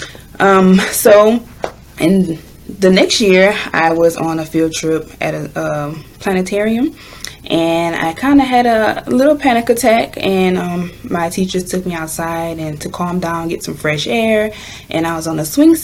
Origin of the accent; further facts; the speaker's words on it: Louisiana, United States; I am from Louisiana